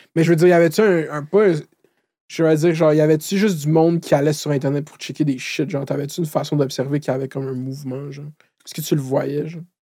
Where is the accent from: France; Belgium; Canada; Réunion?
Canada; Laval, Quebec; je viens de Laval.